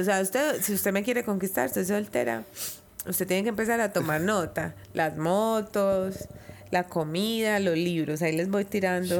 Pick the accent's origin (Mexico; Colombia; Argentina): Colombia; Bello, Antioquia; yo crecí en el barrio París. Viví en el barrio París hasta los nueve años